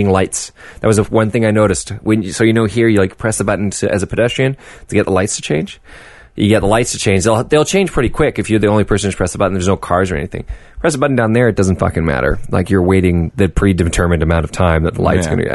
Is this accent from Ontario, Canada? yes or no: no; Vancouver, British Columbia, Canada